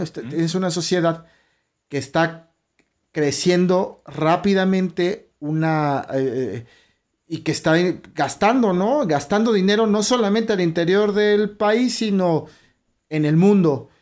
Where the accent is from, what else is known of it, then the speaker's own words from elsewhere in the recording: Mexico; nuestro país, de México